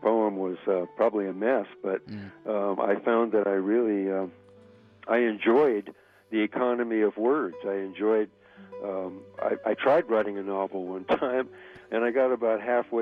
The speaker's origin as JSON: {"language": "English", "town": "Carmel Valley", "region": "California", "country": "United States", "tie": "born or raised there", "also_born_or_lived": "New Monterey, California", "said": "I grew up in Carmel Valley"}